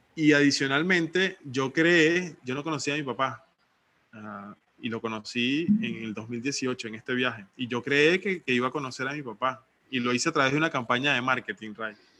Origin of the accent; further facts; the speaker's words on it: Venezuela; moved away as an adult; now in Playa del Carmen, Mexico; soy hijo único venezolano. Estoy viviendo ahorita en México, en, un lugar paradisíaco que se llama Playa del Carmen